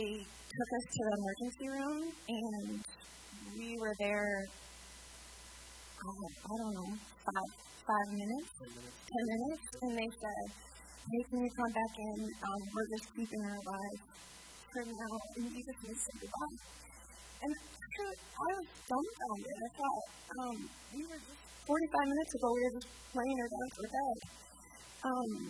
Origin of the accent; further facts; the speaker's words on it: Sioux Falls, South Dakota, United States; we're from Sioux Falls.